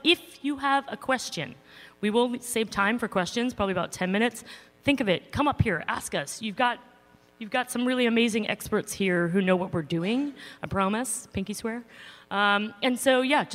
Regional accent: New York, United States; I'm a New Yorker

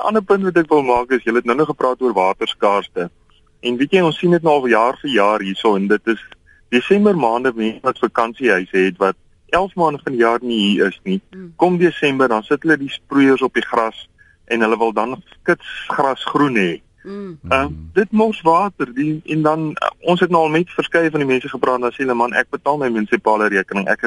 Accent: Pretoria, Gauteng, South Africa; now in Hermanus, South Africa; Ek kom van Pretoria af aanvanklik.

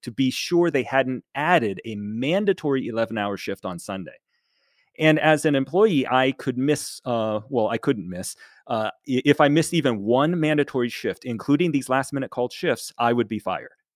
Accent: United States; I'm Chinese American and was raised in America entirely my whole life since I was five

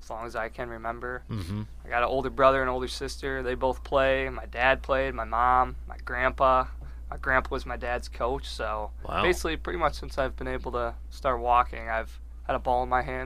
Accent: Stevens Point, Wisconsin, United States; moved away as an adult; I am from Stevens Point, Wisconsin

